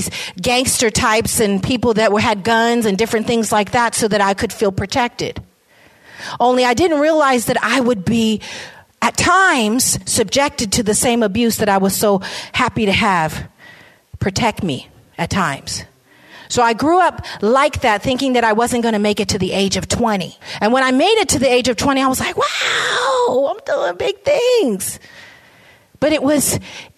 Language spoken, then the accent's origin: English; San Francisco, California, United States; I was raised in San Francisco. I came here with my mom at the age of 2